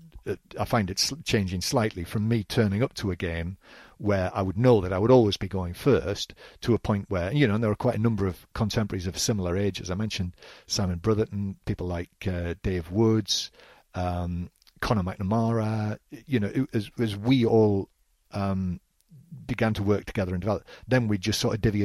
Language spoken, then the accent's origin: English; North East England, United Kingdom; I think I wish my accent was a little stronger.